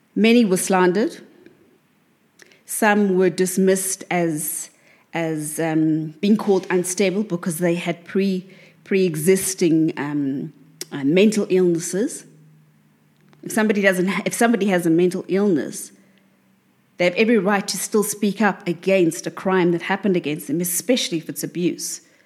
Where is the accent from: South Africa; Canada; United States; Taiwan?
South Africa; South Africa, because this is the, the, the, my home country